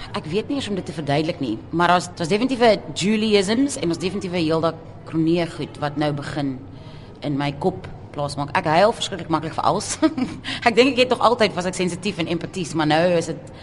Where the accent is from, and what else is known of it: South Africa